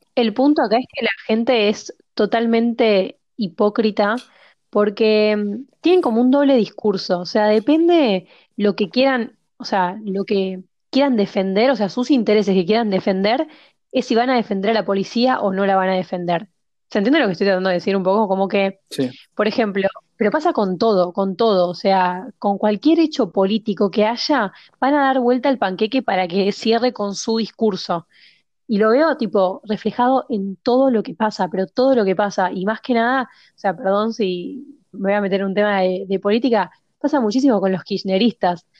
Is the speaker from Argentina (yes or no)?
yes; Argentina